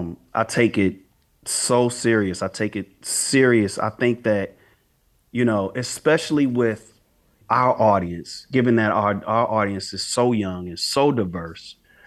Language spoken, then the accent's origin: English; St. Louis, Missouri, United States; When I say we, you and I, we were so lucky to grow up in St. Louis because we're right in the middle.